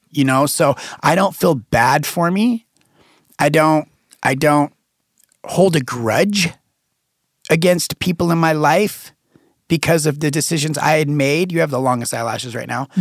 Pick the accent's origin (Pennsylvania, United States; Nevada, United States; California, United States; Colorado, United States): Nevada, United States; Reno; I was born and raised in Reno, Nevada